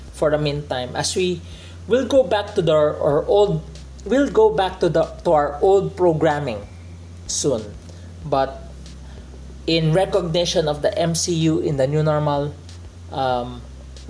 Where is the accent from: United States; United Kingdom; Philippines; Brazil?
Philippines; as a Filipino